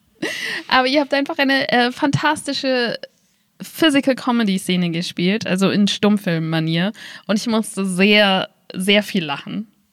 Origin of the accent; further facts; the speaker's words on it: Berlin, Germany; now in Wiesbaden, Germany; Ich komme nur mal aus Berlin und das heißt, ich bin damit aufgewachsen